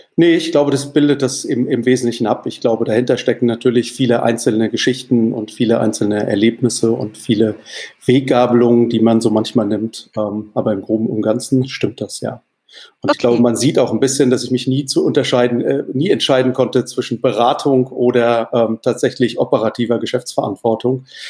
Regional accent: Mannheim, Baden-Württemberg, Germany; moved away; also born or lived in Wales; in der exakten Mitte zwischen Heidelberg und Mannheim aufgewachsen, Heidelberg zur Schule gegangen

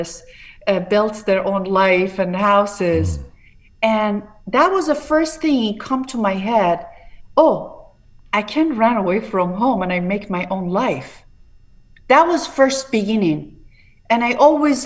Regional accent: Tehran, Tehran Province, Iran; English is a second language; moved away as an adult; now in Palm Beach, United States; I was born in a very downtown in Tehran, very Bache Junub Shahr

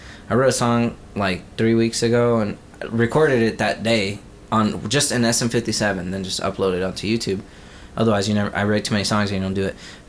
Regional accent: Texas, United States; And I'm from Texas, so, and, you know, and I'm Tex-Mex, I guess

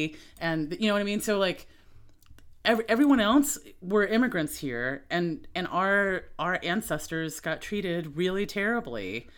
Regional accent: the South, United States; As being a Southerner

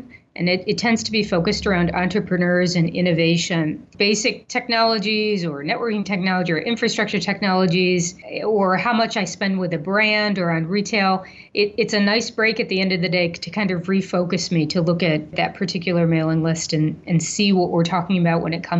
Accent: Ohio, United States; now in Iowa, United States; You know, I am a transplant from Ohio just 6 months ago, so I don't really have a dog in this fight.

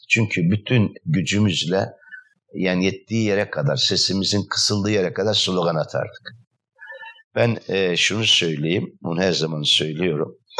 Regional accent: Istanbul, Turkey; also born or lived in Trabzon; altmış dokuz yılında İstanbul'a göç ettik aileyle beraber. E, dolayısıyla, e, İstanbul'a göç ettikten sonra Trabzon'dan İstanbul Şirinevler semtine göç ettik.

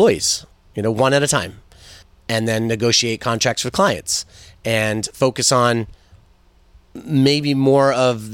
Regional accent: Westwood, Massachusetts, United States; I grew up in Westwood, going to Thurston and the high school.

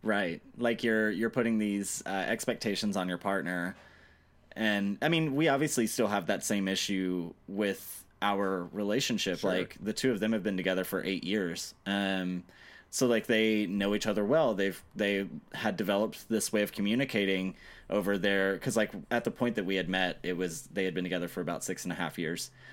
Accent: Mississippi, United States; I'm from Mississippi.

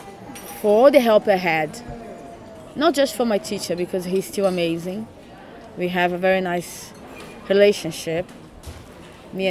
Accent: São Paulo, Brazil; English is a second language; moved away as an adult; now in London, United Kingdom; London is my hometown. It's not São Paulo anymore.

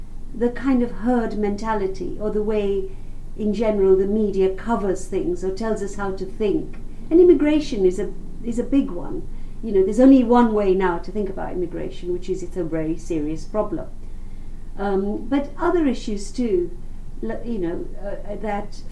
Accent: Uganda; now in London, United Kingdom; growing up in Uganda

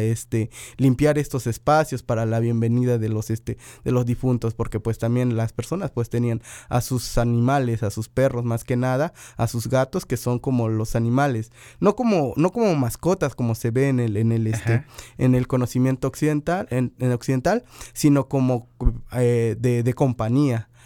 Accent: Sierra del Totonacapan, Veracruz, Mexico; más arriba en la, en la sierra del Totonacapan, que es de donde yo vengo

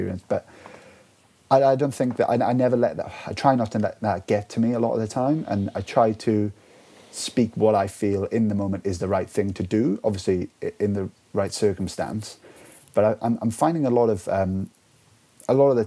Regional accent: Welsh, Wales, United Kingdom; being Welsh

